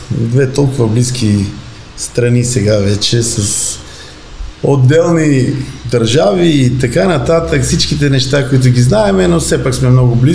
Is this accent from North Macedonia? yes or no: yes; Bitola, Pelagonia, North Macedonia; аз съм от Битоли, един много така мога да кажа хубав град, около 100 000 човека, втор град Македония с добра култура, архитектура